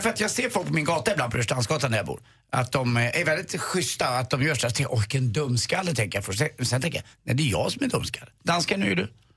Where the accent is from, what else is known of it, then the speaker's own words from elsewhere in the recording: Stockholm, Stockholm County, Sweden; also born or lived in Flaxenvik; jag var ju från Östermalm